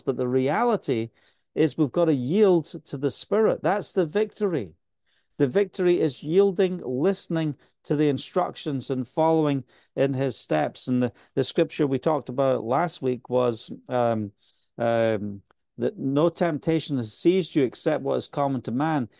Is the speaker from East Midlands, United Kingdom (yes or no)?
no; Scotland, United Kingdom; accent: Scottish; also born or lived in Spain; now in Israel; my Scottish accent's getting so much stronger again